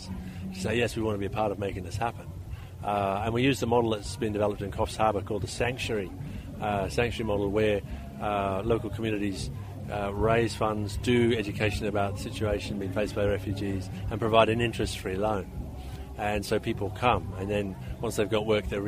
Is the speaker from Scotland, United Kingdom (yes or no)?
no; Belfast, Northern Ireland, United Kingdom; also born or lived in Great Britain (mainland) / Papua New Guinea; now in Toowoomba, Australia; I was born and raised in Ireland, in a community in Northern Ireland which was torn apart by violence